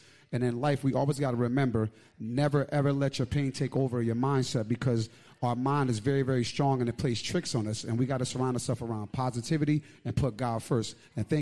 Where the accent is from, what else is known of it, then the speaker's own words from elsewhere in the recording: Stamford, Connecticut, United States; I'm from Stamford, Connecticut